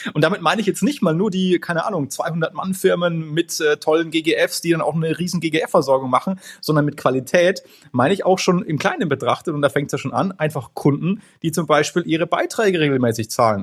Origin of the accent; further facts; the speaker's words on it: Franconia, Bavaria, Germany; bei uns in Franken